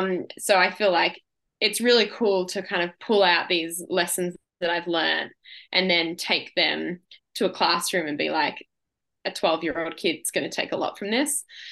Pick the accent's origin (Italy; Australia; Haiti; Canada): Australia; Yeah. I have a lot of pride being an Aussie and being a female in the sport.